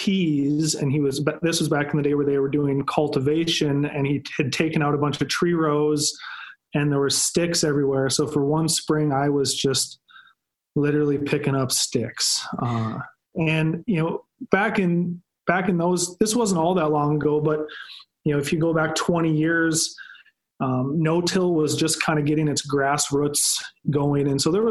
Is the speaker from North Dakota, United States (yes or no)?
yes; Williston, North Dakota, United States; I grew up in Northwest North Dakota, around the town of Williston, where both sides of my family farmed.